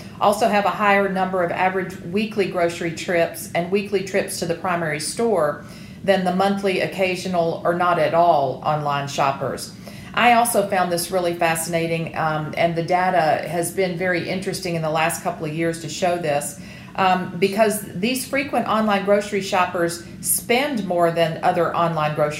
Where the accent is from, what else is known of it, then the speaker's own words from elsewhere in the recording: the South, United States; I am a Southerner